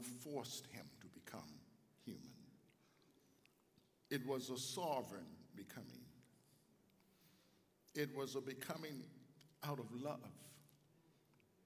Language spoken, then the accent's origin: English; Chicago, Illinois, United States; I'm from Chicago. I grew up on the south side of Chicago.